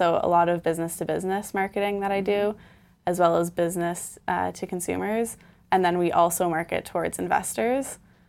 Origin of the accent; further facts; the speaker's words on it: Milton, Ontario, Canada; now in Toronto, Canada; I'm from Milton.